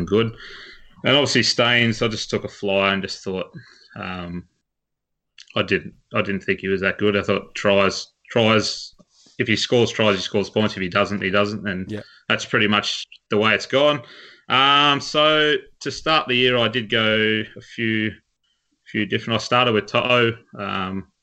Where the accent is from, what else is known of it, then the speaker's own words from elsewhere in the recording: Wagga Wagga, New South Wales, Australia; now in Sydney, Australia; So originally from Wagga Wagga, so good they named it twice. but I now live in Sydney